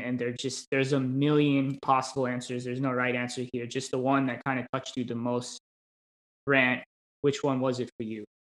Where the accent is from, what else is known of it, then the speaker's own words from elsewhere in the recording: United States; as an American